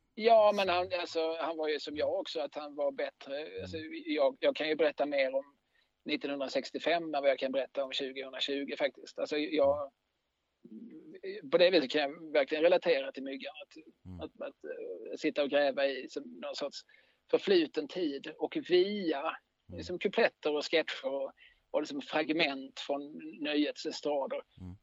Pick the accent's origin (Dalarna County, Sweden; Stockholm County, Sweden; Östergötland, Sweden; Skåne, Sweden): Skåne, Sweden; Eslöv; moved away as an adult; also born or lived in Lund; now in Malmö, Sweden; sen bodde jag i Eslöv tills jag tog studenten